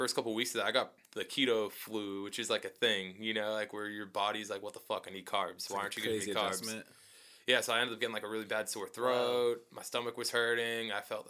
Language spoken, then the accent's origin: English; East Coast, United States; Because I'm from the East Coast. We don't have In-N-Out in the East Coast.